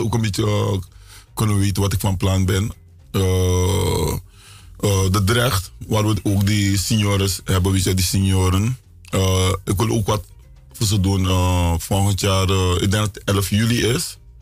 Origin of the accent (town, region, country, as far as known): Suriname; now in United States